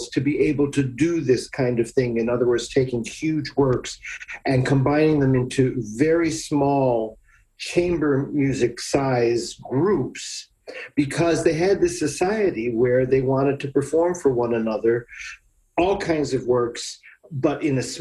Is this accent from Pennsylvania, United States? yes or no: yes; Scranton, Pennsylvania, United States; accent: flat; now in Baltimore, United States; I'm from Scranton, Pennsylvania. We have this very flat accent